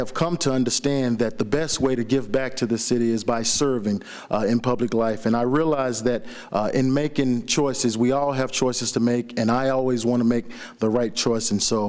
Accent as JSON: {"language": "English", "town": "Dallas", "region": "Texas", "country": "United States", "tie": "born or raised there", "moved": "as an adult", "lives_now": "Sioux City, United States", "said": "I'm running for City Council because first and foremost, I love Sioux City. I was born and raised in Dallas, Texas, but I grew up in Sioux City."}